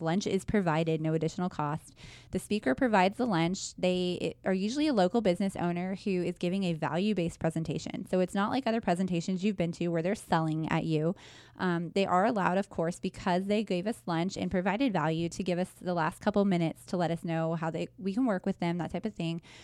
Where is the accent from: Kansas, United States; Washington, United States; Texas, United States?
Kansas, United States; Wichita; I was born and raised in Wichita